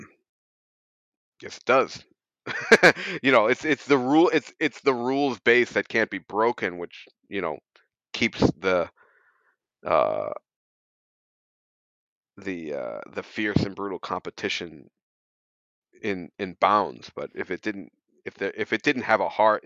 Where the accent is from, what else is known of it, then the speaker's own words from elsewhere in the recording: United States; As an American